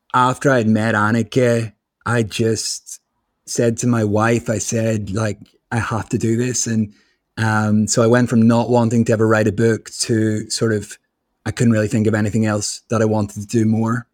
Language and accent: English; Belfast, Northern Ireland, United Kingdom; I grew up in Belfast